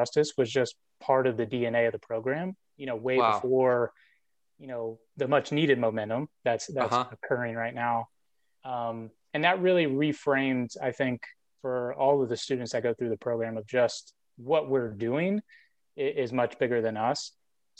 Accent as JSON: {"language": "English", "town": "Orlando", "region": "Florida", "country": "United States", "tie": "born or raised there", "also_born_or_lived": "Ocoee, Florida", "said": "Born and raised in Orlando"}